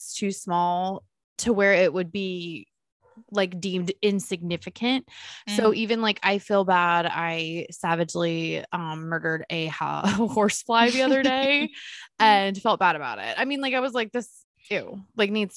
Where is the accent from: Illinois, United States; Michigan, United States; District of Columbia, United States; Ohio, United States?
Ohio, United States; Cincinnati; Born and raised in Cincinnati, Ohio